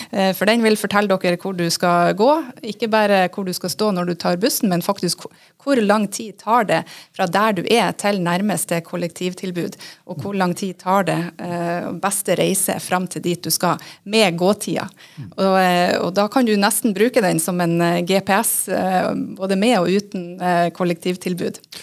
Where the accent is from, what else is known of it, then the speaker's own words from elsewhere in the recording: Northern Norway, Norway; moved away; Jeg kommer jo fra Nord-Norge